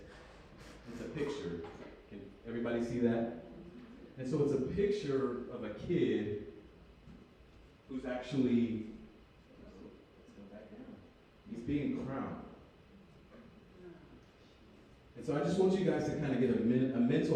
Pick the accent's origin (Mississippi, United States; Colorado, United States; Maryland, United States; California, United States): California, United States; Berkeley; moved away as an adult; I'm originally from Berkeley, California. That's where I was born.